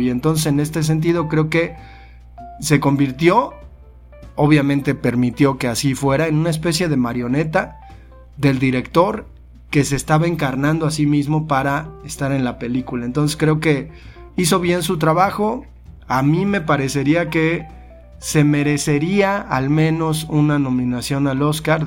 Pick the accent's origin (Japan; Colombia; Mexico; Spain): Mexico; somos mexicanos